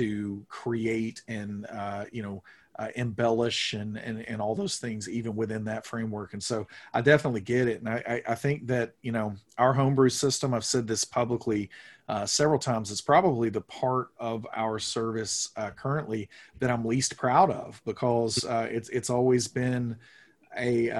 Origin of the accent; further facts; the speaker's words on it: the Bible Belt, United States; I grew up here in the Bible Belt